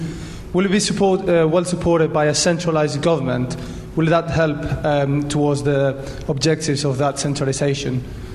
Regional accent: Spain; now in London, United Kingdom; I'm from Spain, and I study here at LSE.

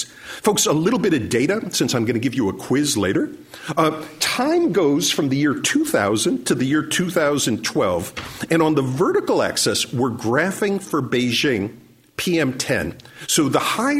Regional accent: New York City, New York, United States; moved away; I grew up in New York City in the 1970s

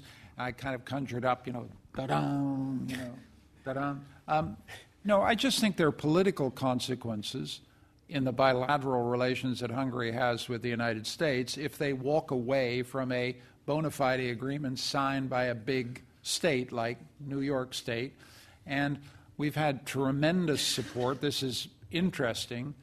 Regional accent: Canada; I'm a Canadian and I come from a perfect country

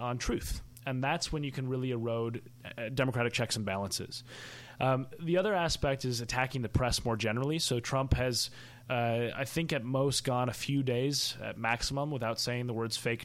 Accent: Minnesota, United States; I co-managed a campaign for governor in my home state of Minnesota

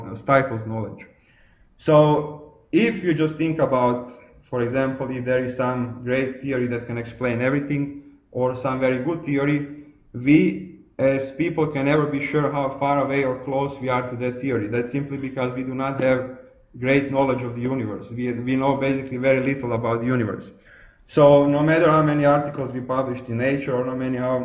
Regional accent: Croatia; I was born in Croatia, and I grew up still in communism

